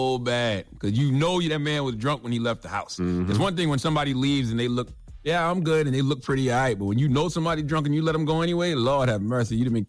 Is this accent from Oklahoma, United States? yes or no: no; South Carolina, United States; But see, I'm from South Carolina. You know, I lived in Columbia.